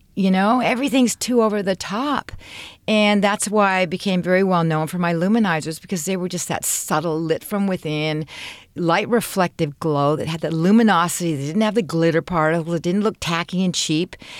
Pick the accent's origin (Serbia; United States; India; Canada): Canada; I'm Canadian